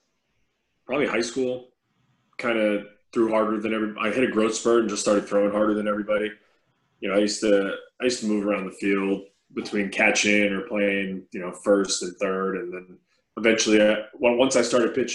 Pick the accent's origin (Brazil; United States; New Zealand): United States; New York; growing up in New York.